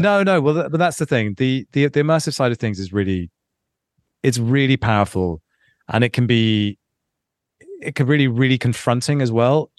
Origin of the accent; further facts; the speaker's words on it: London, United Kingdom; Growing, growing up in London, when I did, and, and being a young twenty-year-old in London